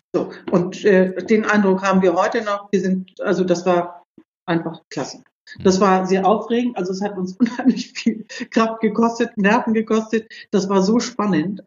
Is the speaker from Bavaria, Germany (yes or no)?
no; Büdelsdorf, Schleswig-Holstein, Germany; ich bin in Büdelsdorf groß geworden